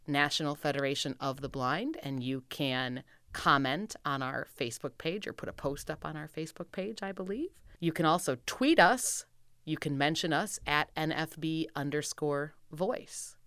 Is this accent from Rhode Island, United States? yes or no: no; Wisconsin, United States; moved away; I'm from Wisconsin originally